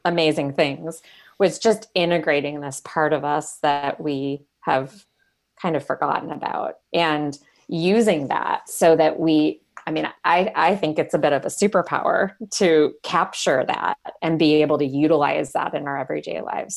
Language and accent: English; Michigan, United States; moved away as an adult; also born or lived in Arizona / San Francisco Bay Area, California; now in Silicon Valley, United States; I grew up in Michigan, and then I was in Arizona for about seven years